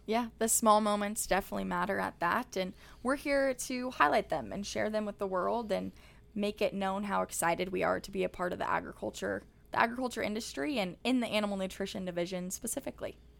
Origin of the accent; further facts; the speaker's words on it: Kearney, Nebraska, United States; my hometown of Kearney, Nebraska